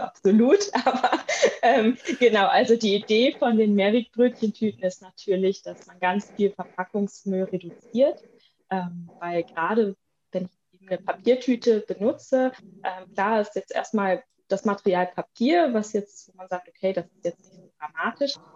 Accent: Bielefeld, North Rhine-Westphalia, Germany; moved away as an adult; also born or lived in Münster / Cologne / Bremen; ich komme gebürtig, komme ich aus Bielefeld

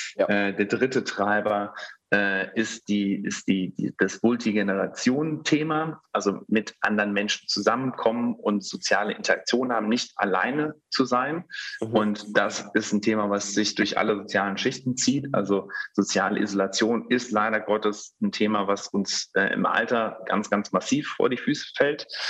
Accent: Germany; also born or lived in Netherlands / Bonn; ich bin äh, als Sohn einer Deutschen äh, einer, eines Niederländers in Deutschland aufgewachsen

